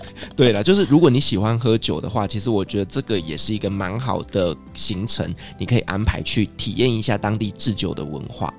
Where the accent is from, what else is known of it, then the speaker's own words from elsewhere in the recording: Taiwan; 我们台湾人非常陌生的邦交国圣路西亚